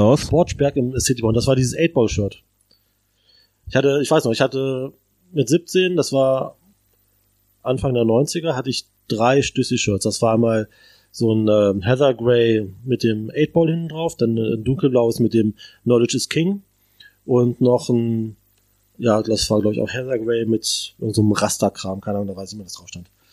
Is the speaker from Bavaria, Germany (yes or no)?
no; Braunschweig, Lower Saxony, Germany; moved away as an adult; now in Berlin, Germany; ich komme aus Braunschweig, äh, ehemals Zonen.